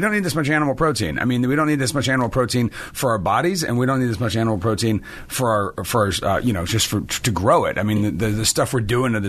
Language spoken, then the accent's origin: English; Milan, Lombardy, Italy; born there; also born or lived in France / Genoa, Italy / Rome, Italy; I was I was much farther east. I was born in Milan. I was born in Italy.